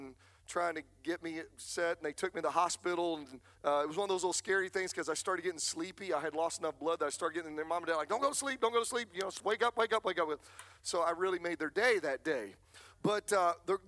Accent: Manns Choice, Pennsylvania, United States; When I was a child, growing up in Man's Choice, Pennsylvania

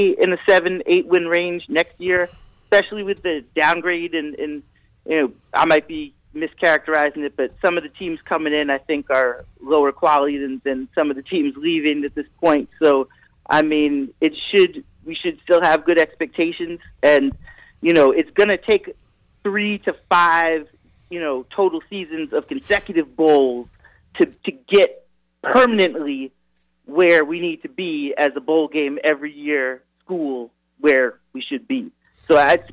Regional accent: Massachusetts, United States; moved away; I'm from Massachusetts

